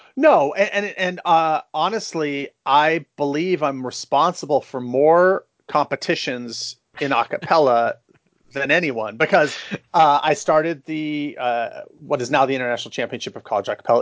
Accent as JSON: {"language": "English", "town": "San Francisco", "region": "California", "country": "United States", "tie": "born or raised there", "said": "I was born and raised in San Francisco. I still live here."}